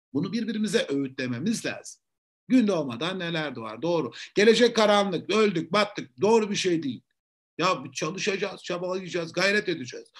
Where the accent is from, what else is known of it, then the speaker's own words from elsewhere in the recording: Eskişehir, Turkey; also born or lived in Ankara Polatlı; Eskişehir'de doğdum, büyüdüm.